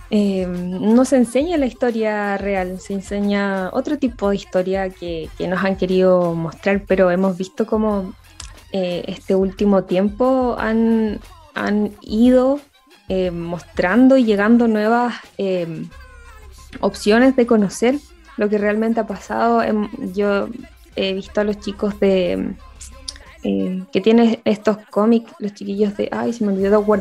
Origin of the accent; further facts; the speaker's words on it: Concepción, Biobío, Chile; nosotros somos de Concepción y una vez que tocaron acá, el 2000 y algo por allá, en el teatro acá de Conce